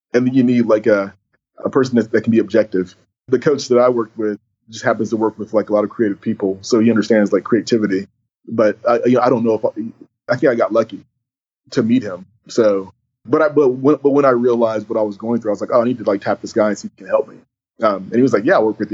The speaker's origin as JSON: {"language": "English", "town": "Stone Mountain", "region": "Georgia", "country": "United States", "tie": "born or raised there", "also_born_or_lived": "Houston, Texas", "moved": "as an adult", "lives_now": "New York, United States", "said": "I was born in Houston, but we moved to Atlanta when I was 8 years old."}